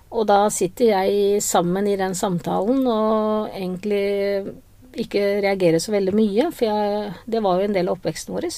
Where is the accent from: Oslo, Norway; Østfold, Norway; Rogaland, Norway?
Oslo, Norway; moved away as an adult; now in Grimstad, Norway; jeg er opprinnelig fra Oslo, og jeg trives veldig godt på Sørlandet.